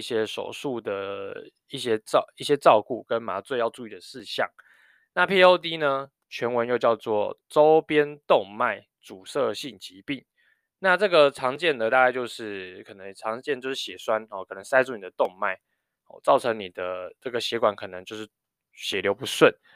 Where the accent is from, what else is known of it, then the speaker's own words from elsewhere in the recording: New Taipei, Taiwan; 我小时候在念高中的时候，我因为是在台北市读书，然后我家住新北市